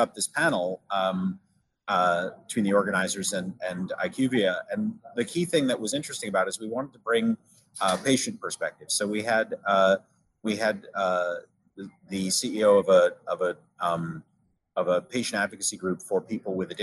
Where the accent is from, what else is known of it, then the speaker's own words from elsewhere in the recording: Maine, United States; also born or lived in United Kingdom; done some amateur journalism for a local radio station in my hometown up in Maine